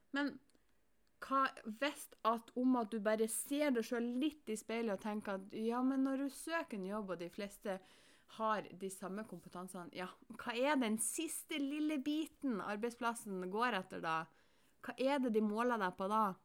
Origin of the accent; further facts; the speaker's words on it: Norway; jeg som nordmann